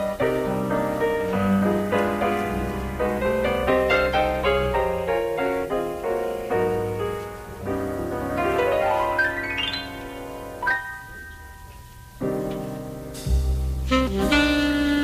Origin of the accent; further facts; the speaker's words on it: Rhode Island, United States; accent: Rhode Island; my Rhode Island accent